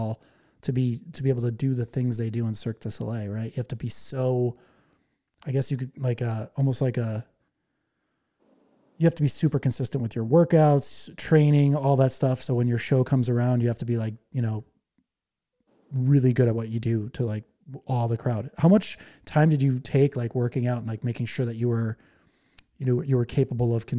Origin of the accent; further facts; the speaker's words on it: Winona, Minnesota, United States; I was born in Minnesota.